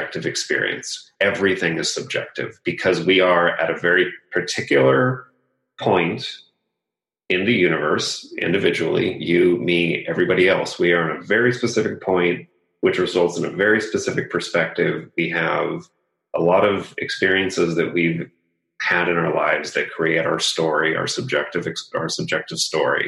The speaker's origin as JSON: {"language": "English", "town": "Los Angeles", "region": "California", "country": "United States", "tie": "born or raised there", "said": "I grew up in Los Angeles area, so I was deeply impacted by the entertainment industry"}